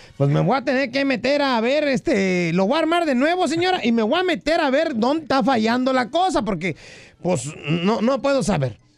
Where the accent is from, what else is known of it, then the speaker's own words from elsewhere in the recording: Acapulco, Guerrero, Mexico; mi pueblo, mano, Acapulco